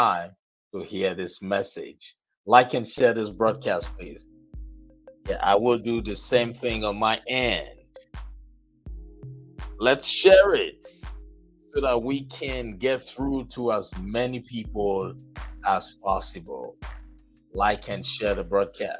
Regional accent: Nigeria; I'm from Nigeria, and I believe a lot of you already know that I am from Nigeria, born and raised in Nigeria

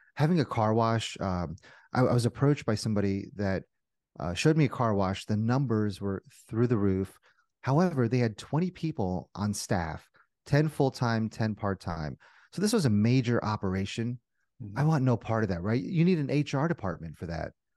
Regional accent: New Jersey, United States; moved away as an adult; also born or lived in Indiana; born and raised in Jersey, went to school in Indiana

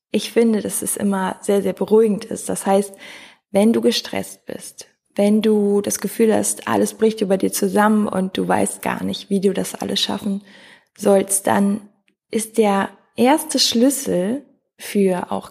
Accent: North Rhine-Westphalia, Germany; now in Cologne, Germany; Also wir kommen beide aus dem Oberbergischen Kreis, sind zusammen zur Schule gegangen, haben zusammen Abi gemacht

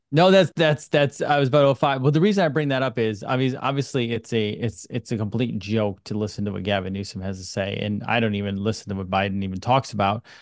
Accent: United States; I'm an American

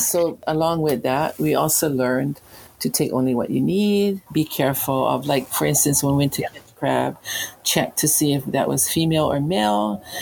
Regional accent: Kalamaula, Hawaii, United States; also born or lived in Oahu; I grew up in Kalamaula on the south shore of Molokai this is my grandmother's homestead

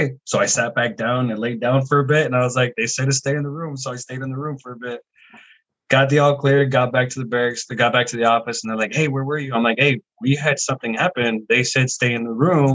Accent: Riverside, California, United States; moved away as an adult; also born or lived in Monterey, California / Colorado; now in New Jersey, United States; I'm originally from California, from Southern California, Riverside.

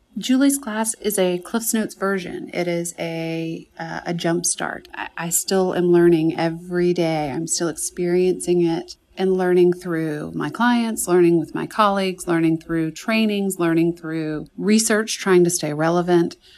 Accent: Birmingham, Alabama, United States; I was born in Birmingham, Alabama, grew up there

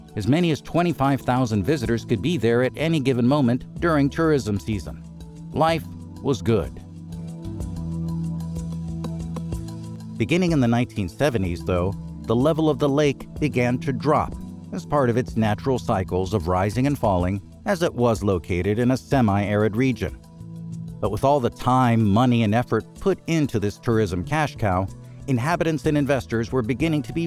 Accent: United States; moved away as an adult; also born or lived in Washington, D.C. / Maryland / Florida; now in Cancun, Mexico; I'm originally from Maryland and Florida in the U.S.

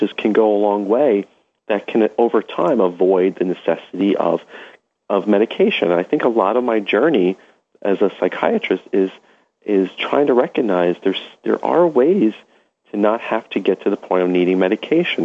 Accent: New York City, New York, United States; growing up in Brooklyn

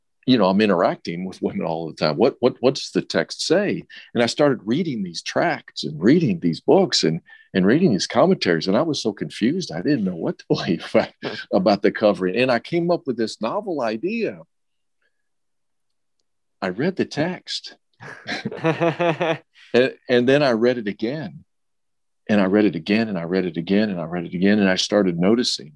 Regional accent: Ohio, United States; Born in Ohio

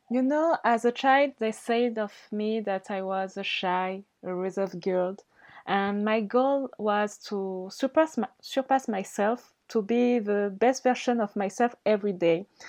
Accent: Mayotte; English is a second language; also born or lived in Madagascar; I'm not only from Mayotte

